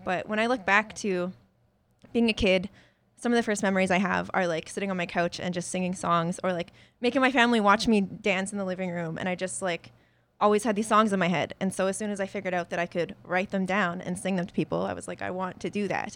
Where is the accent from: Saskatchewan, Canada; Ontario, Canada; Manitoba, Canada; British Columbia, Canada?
British Columbia, Canada; a village in; also born or lived in Medicine Hat, Alberta / Spruce Grove, Alberta; most of my, like, formative growing up years were spent, uh, in the village. So when people ask me where I was raised, I usually say there because that's where I grew up